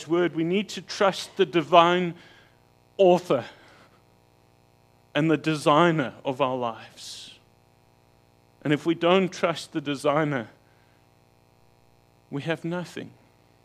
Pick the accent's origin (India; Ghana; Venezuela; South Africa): South Africa; King William's Town, Eastern Cape; moved away; my hometown of King Williamstown